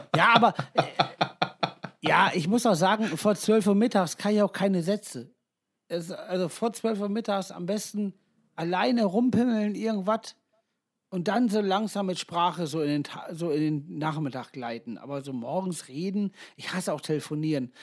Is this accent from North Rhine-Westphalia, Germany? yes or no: yes; Ibbenbüren, North Rhine-Westphalia, Germany; wir kommen ja alle aus Ippenbüren